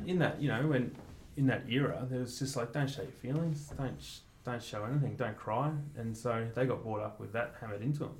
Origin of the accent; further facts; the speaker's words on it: Mount Eliza, Victoria, Australia; also born or lived in Northcote, Melbourne; I grew up in Mount Eliza